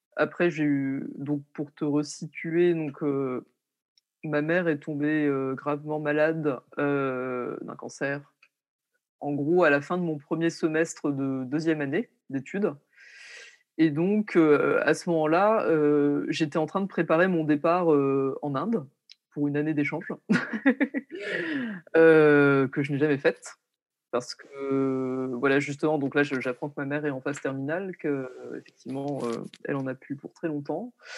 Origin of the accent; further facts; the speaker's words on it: Lorraine, Grand Est, France; moved away as an adult; also born or lived in Paris; je suis partie étudier à Paris alors que je suis originaire de Lorraine